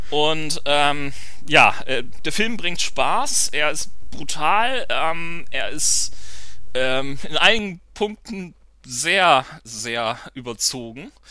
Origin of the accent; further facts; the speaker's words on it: Hamburg, Germany; was ähm, natürlich für mich als äh, Hamburger ein großer Genuss war, denn das ist wirklich eine Hommage an Hamburg schlechthin